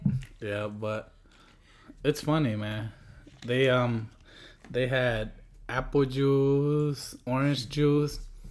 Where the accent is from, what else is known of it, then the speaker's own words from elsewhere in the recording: Durango, Mexico; I'm like, hi, I'm from Mexico. I know he overheard, but... But like he told her and she was like okay, like